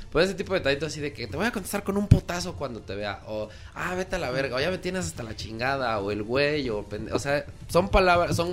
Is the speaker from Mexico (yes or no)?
yes; Mexico; La estación latina para los que somos latinos. Bueno, y mexicanos